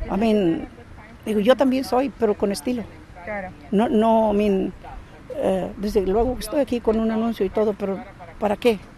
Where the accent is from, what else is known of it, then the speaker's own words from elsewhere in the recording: United States; Sí, no, soy eh, eh, americana con descendencia mexicana.